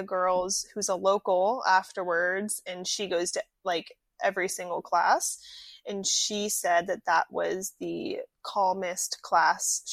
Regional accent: Atlantic Beach, Florida, United States; moved away as an adult; also born or lived in Asheville, North Carolina; I am originally from Atlantic Beach, Florida. I was born and raised there

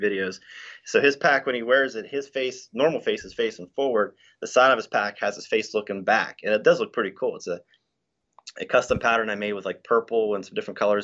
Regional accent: Waynesburg, Pennsylvania, United States; Pennsylvania. So Waynesburg is about an hour south of Pittsburgh

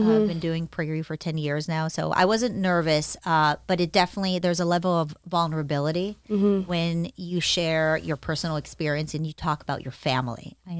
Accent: Israel; also born or lived in United States; I was born in the States. My parents were both very good to me. It's not that I experienced any sort of abuse ever, but things were tough. My mom raised me on her own. She was a single mother. We moved from the United States to Israel.

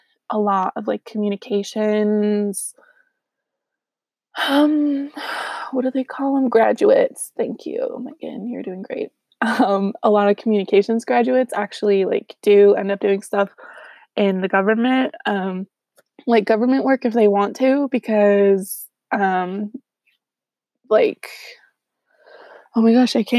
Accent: Southern California, United States; moved away as an adult; now in Utah, United States; I'm from Southern California

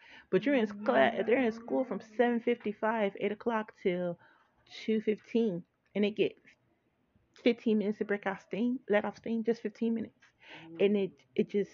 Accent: Cambridge Township, United States; When I grew up, I grew up in Cambridge Township

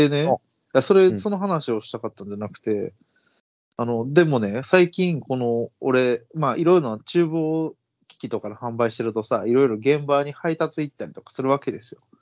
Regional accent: Osaka, Japan; 俺ら大阪人

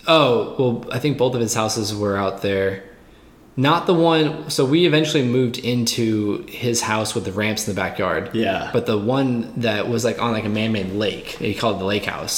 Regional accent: Cape Cod, Massachusetts, United States; moved away; also born or lived in Greenville; growing up in the Cape

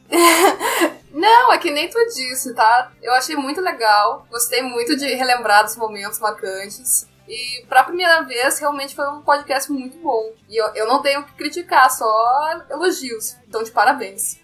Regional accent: Porto Alegre, Rio Grande do Sul, Brazil; sou de Porto Alegre, Rio Grande do Sul

